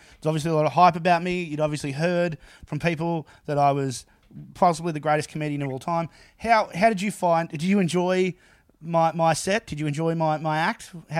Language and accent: English; Toowoomba, Queensland, Australia; I am from Toowoomba.